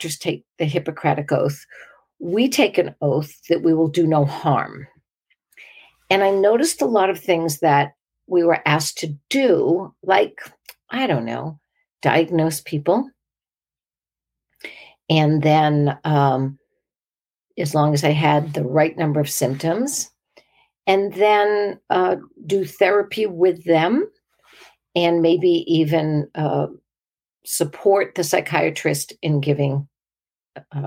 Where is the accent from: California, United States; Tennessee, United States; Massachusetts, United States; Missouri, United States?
Massachusetts, United States; 20 miles north of Boston, New England; moved away; I grew up in New England. I grew up 20 miles north of Boston